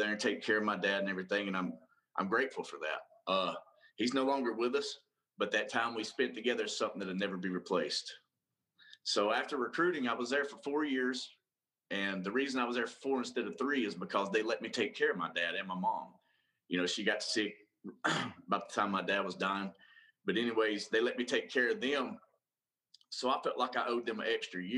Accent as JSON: {"language": "English", "region": "North Georgia", "country": "United States", "moved": "yes", "said": "I'm from North Georgia, and we didn't have, you know, nothing much but carpet mills"}